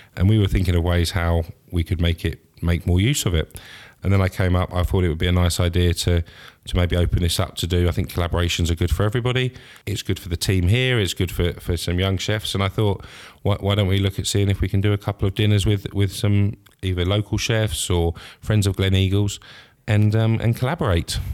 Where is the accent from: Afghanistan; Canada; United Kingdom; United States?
United Kingdom; Scotland; being Scottish